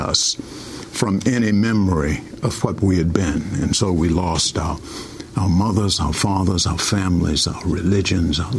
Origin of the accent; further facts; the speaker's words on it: Richmond, Virginia, United States; moved away as an adult; also born or lived in St. Kitts; now in St. Kitts and Nevis; When I was a child growing up in Richmond, Virginia, we were called Negroes